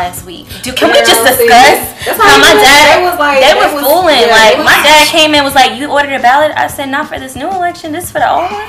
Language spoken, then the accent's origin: English; New York, United States; moved away as an adult; now in Georgia, United States; I only been here 10 years. I know most people been here all their life. I'm from New York. I'm very Southern now.